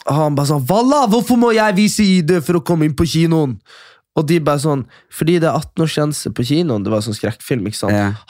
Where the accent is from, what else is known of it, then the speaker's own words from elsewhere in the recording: Kjøpsvik, Nordland, Norway; Det er der vi er fra.